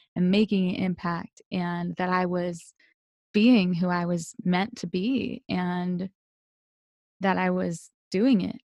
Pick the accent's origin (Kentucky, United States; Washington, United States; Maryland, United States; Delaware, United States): Delaware, United States; I'm originally from Delaware